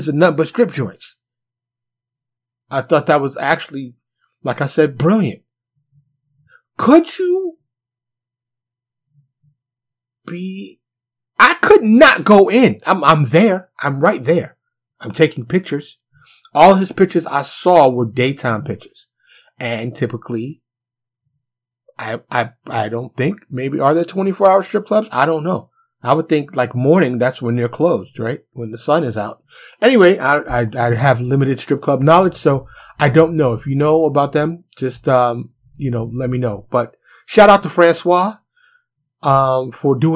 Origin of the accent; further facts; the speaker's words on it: New York City, New York, United States; now in Texas, United States; I'm from New York City. Concrete jungle.